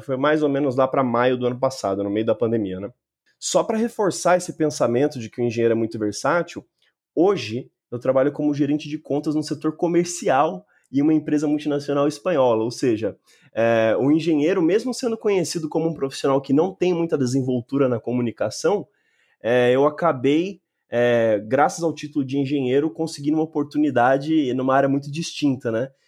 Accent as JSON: {"language": "Portuguese", "town": "Mogi das Cruzes", "region": "São Paulo", "country": "Brazil", "tie": "born or raised there", "said": "eu nasci e moro em Mogi das Cruzes, na região metropolitana de São Paulo."}